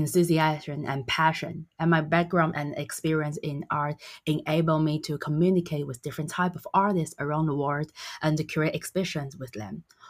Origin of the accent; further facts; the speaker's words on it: Taiwan; also born or lived in Cambridge, United Kingdom; as Taiwanese